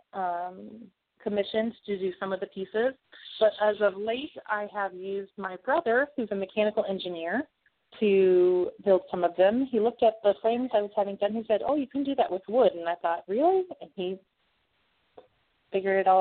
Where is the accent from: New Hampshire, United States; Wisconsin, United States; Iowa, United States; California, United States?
Iowa, United States; Toledo; I was a 4-H club member in my hometown of Toledo, Iowa